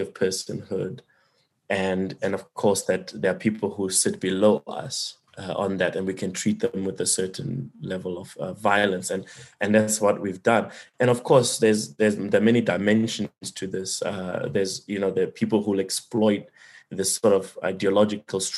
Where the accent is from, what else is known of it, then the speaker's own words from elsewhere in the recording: South Africa; as a South African